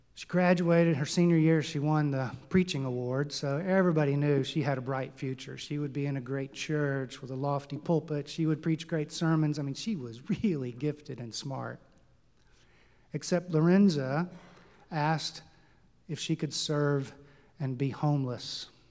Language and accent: English; Texas, United States; It's in my home state of Texas